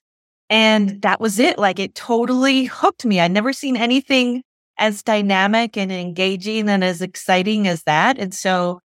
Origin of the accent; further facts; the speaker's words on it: North Dakota, United States; moved away as an adult; also born or lived in Korea; now in Minneapolis–St. Paul, United States; I'm a Korean adoptee, and I grew up in North Dakota